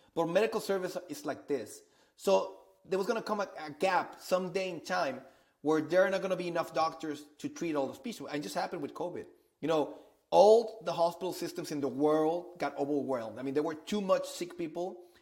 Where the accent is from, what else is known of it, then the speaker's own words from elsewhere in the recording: Monterrey, Nuevo León, Mexico; I'm originally from Monterrey, Mexico. So I've been uh, I've been living in, in Mexico for, for all my life